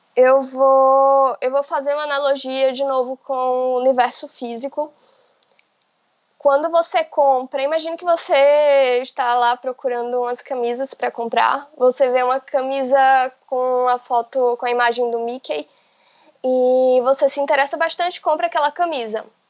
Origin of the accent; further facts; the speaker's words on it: Bahia, Brazil; also born or lived in Salvador; Eu, eu sou da Bahia e eu moro em Salvador